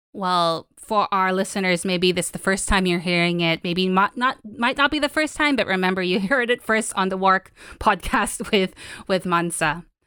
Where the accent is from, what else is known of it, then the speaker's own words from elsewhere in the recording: Philippines; I'm from the Philippines